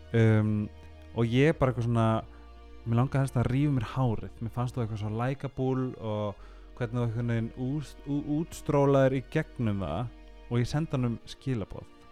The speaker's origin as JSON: {"language": "Icelandic", "town": "Seyðisfjörður", "region": "Eastern Region", "country": "Iceland", "said": "ég er frá Seyðisveri"}